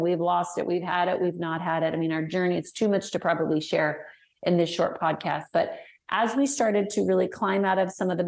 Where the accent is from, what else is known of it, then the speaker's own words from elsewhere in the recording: Denver, Colorado, United States; moved away as an adult; now in Arkansas, United States; I'm originally from Denver